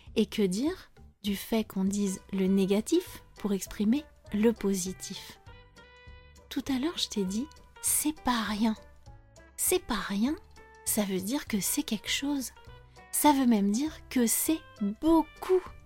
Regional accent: France; je suis française

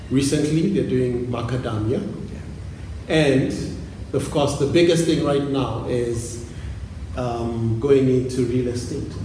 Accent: Thika, Kiambu County, Kenya; So we're from we're from Thika.

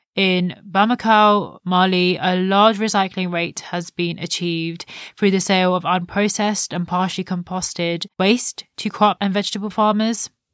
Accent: India; an Indian myself that has grown up with the understanding of the importance of minimal waste

